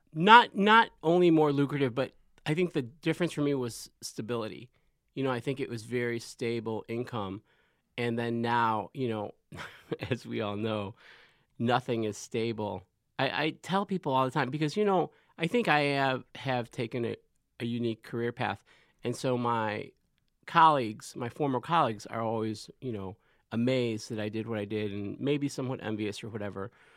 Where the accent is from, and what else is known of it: Chicago, Illinois, United States; moved away